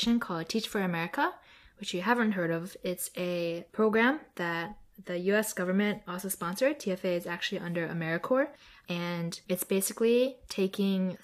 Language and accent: English; Delaware, United States; also born or lived in New Jersey; I was born in New Jersey and grew up in Delaware